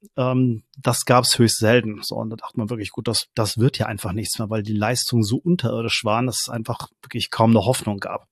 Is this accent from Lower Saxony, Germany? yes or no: yes; Braunschweig, Lower Saxony, Germany; moved away; bin nicht gebürtiger Braunschweiger, aber ich bin direkt am Eintrachtstadion aufgewachsen, also bin auch in Braunschweig eingeschult worden.